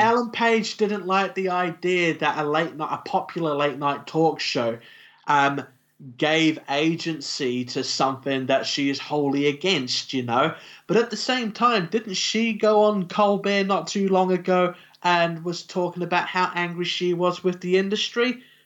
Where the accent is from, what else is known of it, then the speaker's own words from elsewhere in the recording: New Zealand; we're from New Zealand